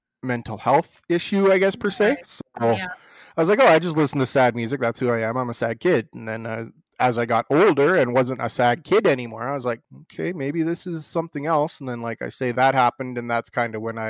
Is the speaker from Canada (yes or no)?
yes; Hanna, Alberta, Canada; I grew up in a small town. I grew up in Hanna, and it was kind of right from the get-go, because that's a very oil and gas, coal mining, farming and ranching community.